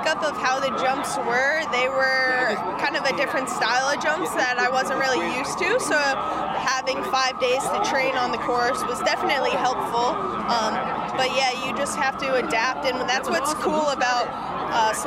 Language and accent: English; Long Island, New York, United States; I'm originally from Long Island, so my dad's here and just celebrated my 21st in New York